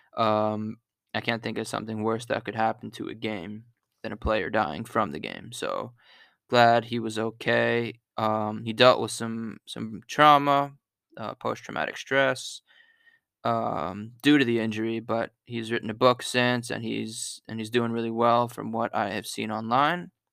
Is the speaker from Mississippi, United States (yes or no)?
no; Pittsburgh, Pennsylvania, United States; now in Philadelphia, United States; I'm from Pittsburgh